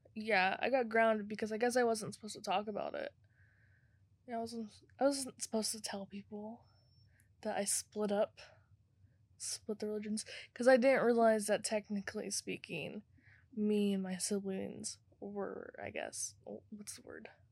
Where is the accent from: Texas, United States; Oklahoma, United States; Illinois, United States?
Oklahoma, United States; Tulsa; I'm from Tulsa